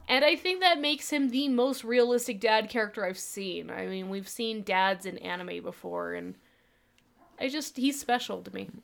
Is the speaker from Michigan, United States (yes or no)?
no; Utah, United States; growing up in Utah, we kind of lived